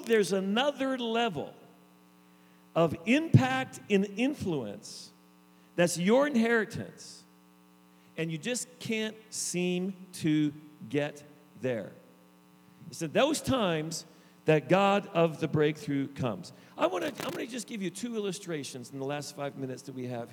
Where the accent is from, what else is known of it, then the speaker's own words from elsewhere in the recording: the East, Eastern Canada, Canada; also born or lived in Niagara Falls, Ontario, Canada; I grew up in the East